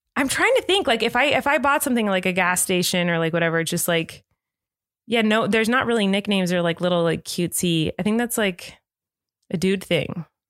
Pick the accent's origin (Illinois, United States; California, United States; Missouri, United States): California, United States; accent: California; I'm from California